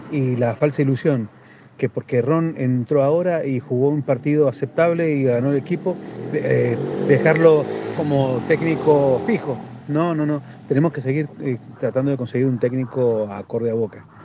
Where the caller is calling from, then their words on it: Mendoza, Argentina; Hola, buen mediodía. … de Mendoza.